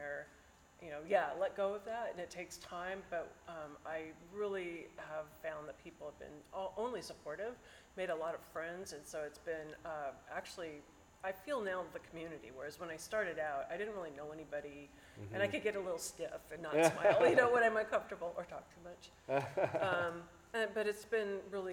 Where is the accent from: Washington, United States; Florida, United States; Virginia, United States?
Washington, United States; Bainbridge Island; I grew up on Bainbridge Island